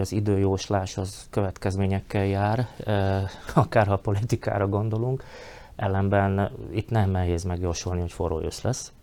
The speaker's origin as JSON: {"language": "Hungarian", "country": "Slovakia", "said": "felvidéki magyarként"}